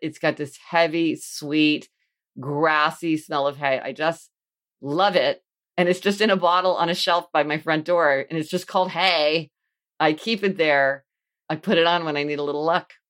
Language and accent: English; Kansas City, Missouri, United States; I grew up in Kansas City, Missouri